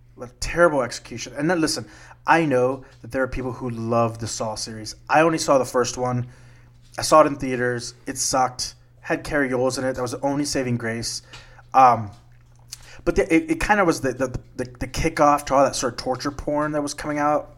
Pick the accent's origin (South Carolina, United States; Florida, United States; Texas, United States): Texas, United States; South; Growing up in South Texas, I used to have a tree in the backyard